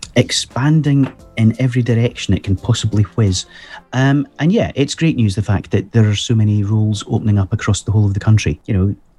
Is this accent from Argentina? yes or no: no; Scotland, United Kingdom; I'm Scottish